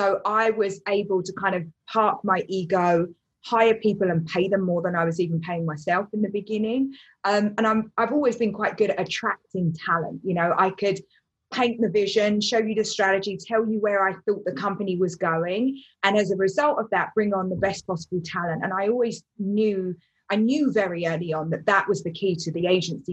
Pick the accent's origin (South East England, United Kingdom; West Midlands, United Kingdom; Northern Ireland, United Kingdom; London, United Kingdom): London, United Kingdom; I grew up in East London